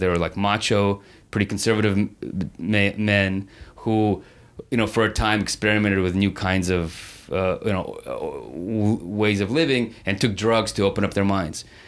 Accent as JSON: {"language": "English", "town": "San Francisco", "region": "California", "country": "United States", "tie": "born or raised there", "moved": "yes", "lives_now": "Los Angeles, United States", "said": "when I grew up in San Francisco"}